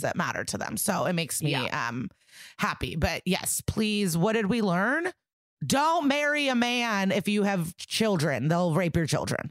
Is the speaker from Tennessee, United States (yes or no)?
no; Skokie, Illinois, United States; I'm from Skokie